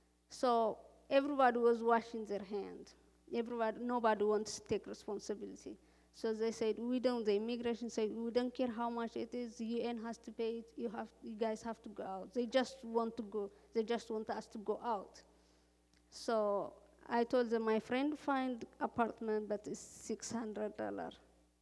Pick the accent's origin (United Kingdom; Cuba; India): Cuba; now in Iowa, United States; I came here. I came from Cuba direct to Iowa, so I was looking for church.